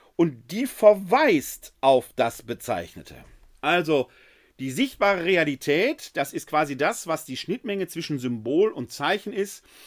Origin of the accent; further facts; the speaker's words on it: Essen, North Rhine-Westphalia, Germany; Ich komme gebürtig aus Essen